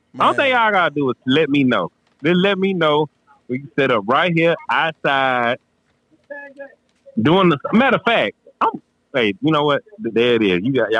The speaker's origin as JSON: {"language": "English", "town": "Grenada", "region": "Mississippi", "country": "United States", "tie": "born or raised there", "said": "I grew up in front of the stage mill. A lot of people don't know that. I grew up in front of the stage mill. I grew up on South Street."}